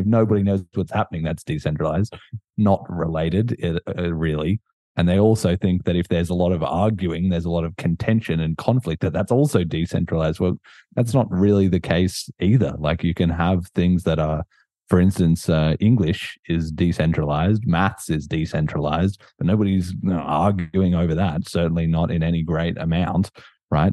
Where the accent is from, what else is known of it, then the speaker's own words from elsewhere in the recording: Australia; I'm Australian